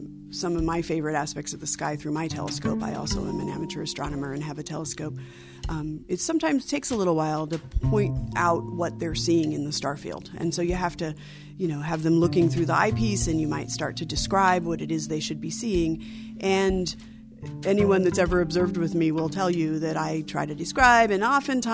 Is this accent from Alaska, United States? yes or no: yes; Alaska, United States; One of the brightest memories I have of growing up in Alaska is just the connection with the outdoors